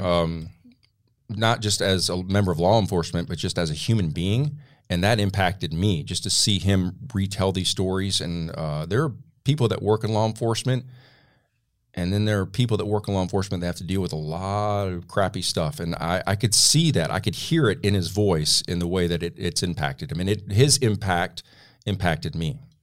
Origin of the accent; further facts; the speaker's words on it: Flint, Michigan, United States; now in Tennessee, United States; my hometown of Flint, Michigan